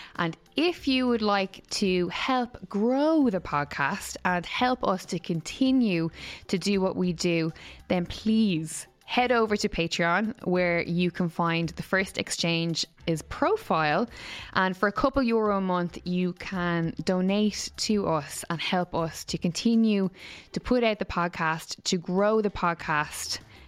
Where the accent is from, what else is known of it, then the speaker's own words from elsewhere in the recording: Ireland; especially being Irish and having the repression, the burden of Catholicism.